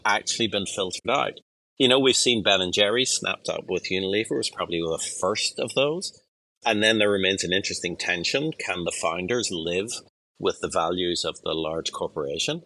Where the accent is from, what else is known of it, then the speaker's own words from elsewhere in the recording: Ireland; I'm an Irish person